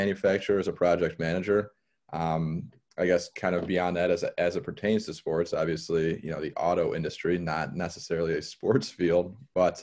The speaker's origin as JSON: {"language": "English", "town": "Trenton", "region": "Michigan", "country": "United States", "also_born_or_lived": "Toledo", "said": "I'm from the Detroit area. I'm about 20 minutes south of Detroit. It's a city called Trenton"}